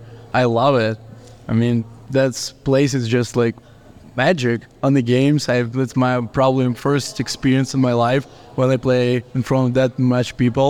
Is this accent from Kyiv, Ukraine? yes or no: yes; Kyiv, Ukraine; English is a second language; moved away as an adult; now in Pueblo, United States; I'm from Ukraine, Kiev. And I got here only this year. It's my third month here.